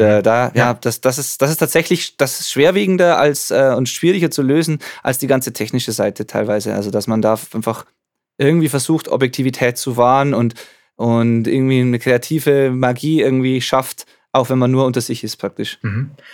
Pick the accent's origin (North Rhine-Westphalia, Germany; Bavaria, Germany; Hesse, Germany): Bavaria, Germany; Zwiesel; ich bin im Jugendcafé praktisch aufgewachsen und jetzt da zwar nicht mehr so aktiv, aber, aber, aber schon noch vor Ort